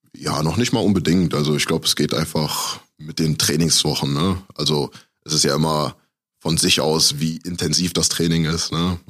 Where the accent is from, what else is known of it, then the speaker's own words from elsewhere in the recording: Aachen, North Rhine-Westphalia, Germany; moved away as an adult; also born or lived in Düsseldorf / Cologne; now in Iserlohn, Germany; ich komme halt aus Aachen ursprünglich